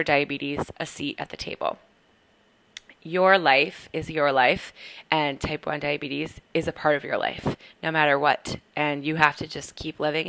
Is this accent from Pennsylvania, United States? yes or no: no; Portland, Maine, United States; moved away as an adult; also born or lived in North Carolina / Boston, Massachusetts; now in Brooklyn, New York, United States; I am originally from Portland, Maine, but I've lived all over